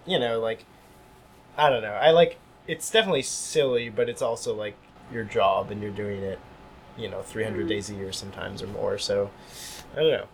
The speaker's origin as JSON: {"language": "English", "town": "Hillsdale", "region": "New Jersey", "country": "United States", "tie": "born or raised there", "moved": "yes", "lives_now": "Montreal, Canada", "said": "I grew up in New Jersey"}